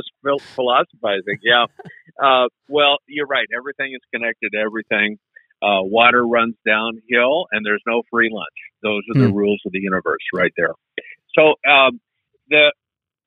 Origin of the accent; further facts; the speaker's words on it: United States; we Americans